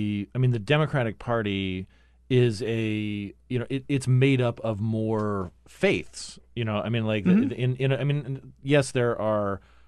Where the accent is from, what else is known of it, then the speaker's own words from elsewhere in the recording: Phoenix, Arizona, United States; also born or lived in Cottonwood, Arizona; tell where my experience was in growing up in Phoenix and Cottonwood, Arizona?